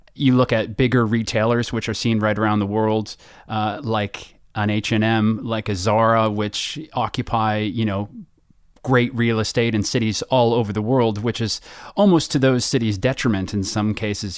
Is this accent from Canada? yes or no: yes; Canada; now in United Kingdom; as a Canadian here in Britain